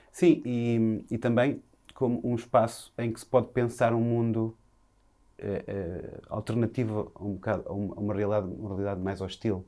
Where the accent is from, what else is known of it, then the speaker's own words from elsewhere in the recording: Viseu, Portugal; now in Lisbon, Portugal; nasci em Viseu